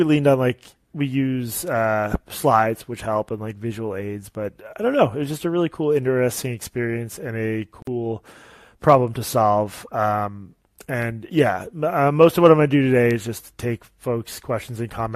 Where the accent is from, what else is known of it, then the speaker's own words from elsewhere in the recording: Boston, Massachusetts, United States; Boston, which is my hometown